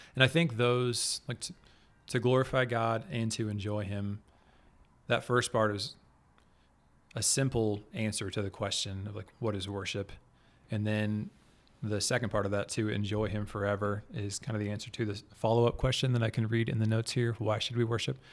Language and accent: English; Kansas City, Kansas, United States; I'm from the Kansas City area. Kansas City is on Kansas. There's Kansas City, Kansas, and Kansas City, Missouri. I grew up on the metro, on the Kansas side